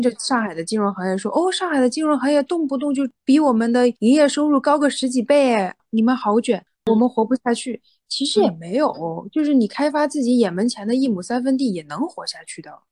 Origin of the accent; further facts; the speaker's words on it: Hunan, China; 我在外面就说我是湖南人嘛